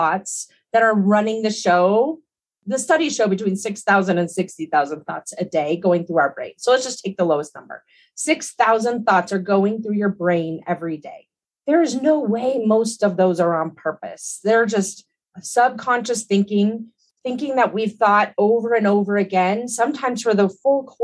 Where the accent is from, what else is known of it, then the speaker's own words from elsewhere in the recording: Colorado, United States; also born or lived in Hawaii; I grew up in Colorado and I've spent most of my life here